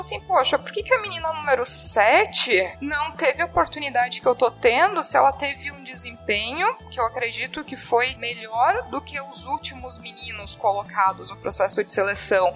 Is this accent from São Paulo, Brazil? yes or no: no; Jaraguá do Sul, Santa Catarina, Brazil; eu sou de Jaraguá do Sul, Santa Catarina.